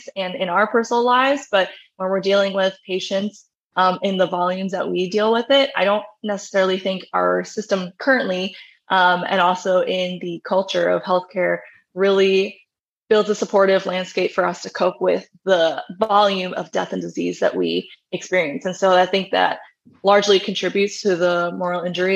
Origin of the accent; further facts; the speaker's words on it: New York, United States; moved away as an adult; I left my home state in New York